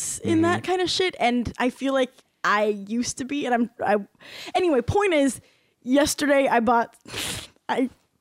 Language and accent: English; California, United States; We're California kids